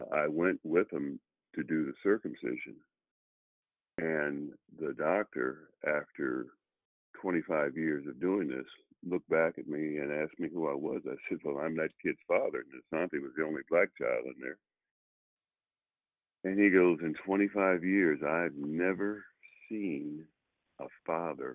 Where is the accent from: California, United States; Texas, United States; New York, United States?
California, United States; Oakland; also born or lived in Los Angeles, California / Sacramento, California; I grew up in Oakland.